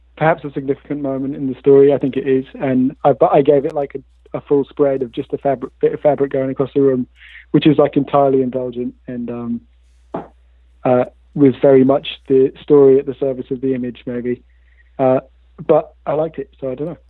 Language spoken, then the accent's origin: English; Bristol, South West England, United Kingdom; grew up in Bristol